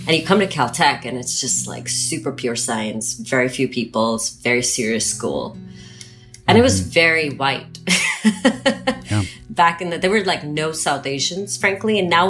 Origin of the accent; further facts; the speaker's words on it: Pakistan; also born or lived in Nigeria; And I grew up in Nigeria and in Pakistan. I'm a third culture kid. I don't mm-hmm. identify with, I mean, I would say, yes, Pakistan would be my home, but I don't like to settle.